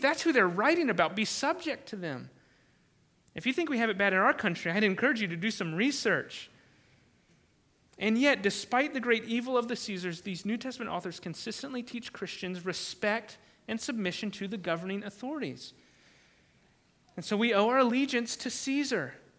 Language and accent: English; United States; I am thankful as an American.